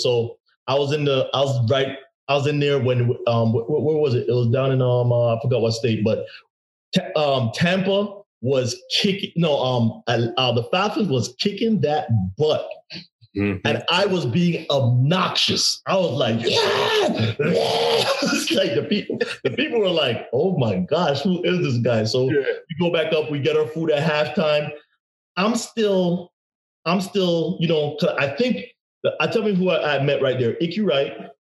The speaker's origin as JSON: {"language": "English", "country": "Jamaica", "also_born_or_lived": "New York", "said": "I'm originally from Jamaica, but New York, you know what I'm saying?"}